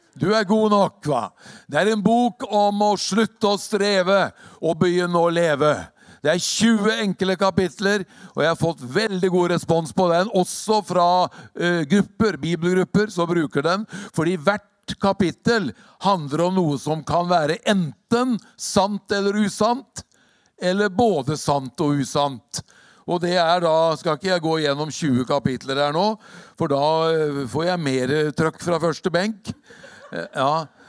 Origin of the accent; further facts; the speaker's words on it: Hokksund, Buskerud, Norway; also born or lived in Drammen; det er ikke så lett i Hokksund heller, i hjembygda mi